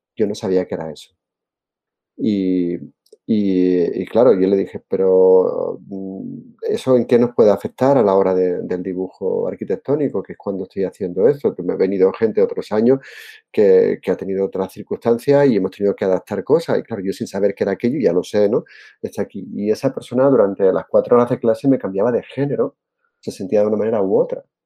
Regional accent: Seville, Andalusia, Spain; also born or lived in Jerez de la Frontera; yo soy andaluz, como te he dicho antes, nací en Jerez, me crié en Sevilla, en Triana, que soy muy trianero

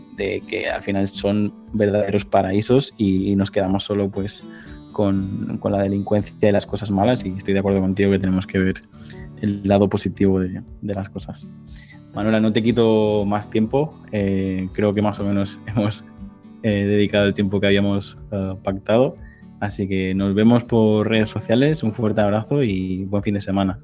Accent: Mallorca, Balearic Islands, Spain; yo soy de Mallorca que está muy cerquita

